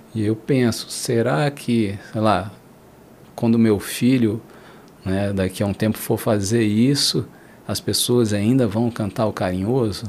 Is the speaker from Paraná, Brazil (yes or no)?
no; Brasília, Federal District, Brazil; eu cresci na Brasília, capital do rock